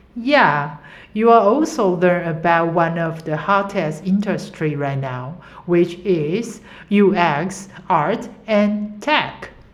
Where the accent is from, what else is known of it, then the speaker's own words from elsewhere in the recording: Taiwan; English is a second language; I'm a U X designer, and I'm from Taiwan.